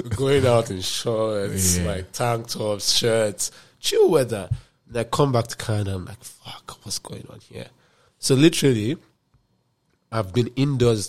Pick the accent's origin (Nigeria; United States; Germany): Nigeria; moved away; as a Nigerian guy